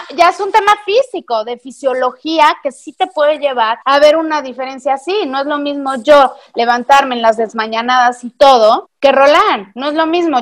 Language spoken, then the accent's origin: Spanish; Mexico; now in Canada; yo soy la típica mexicana que me quise largar a Canadá